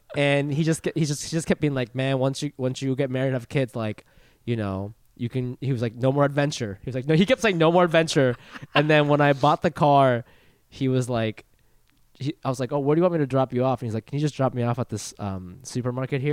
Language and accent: English; Ohio, United States; moved away; where I grew up in Ohio